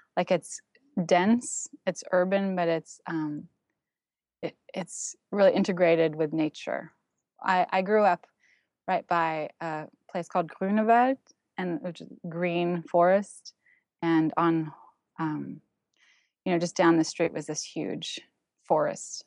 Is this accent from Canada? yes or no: yes; Toronto, Ontario, Canada; first language German; English is a second language; moved away as an adult; also born or lived in Berlin, Germany / Santa Cruz, California; now in New York City, United States; where I was gr-, growing up in Toronto.